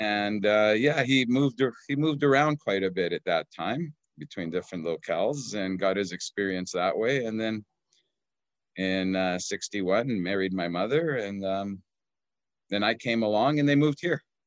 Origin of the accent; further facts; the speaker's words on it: Okanagan, British Columbia, Canada; also born or lived in Edmonton, Alberta; I was very young, about six months old, when they moved to the sunny Okanagan